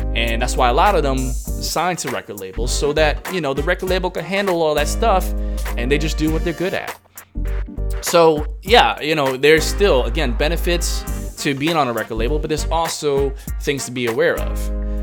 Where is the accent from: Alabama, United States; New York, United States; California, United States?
New York, United States; New York City; now in Hong Kong; I'm from New York City